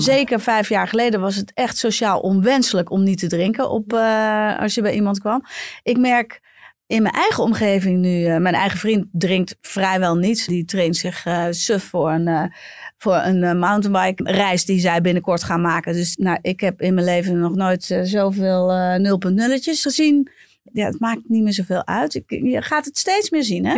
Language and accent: Dutch; Bergen, North Holland, Netherlands; ik kom uit Bergen